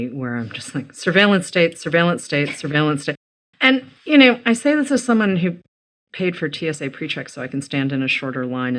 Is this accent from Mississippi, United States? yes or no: no; Massachusetts, United States; because I grew up in Massachusetts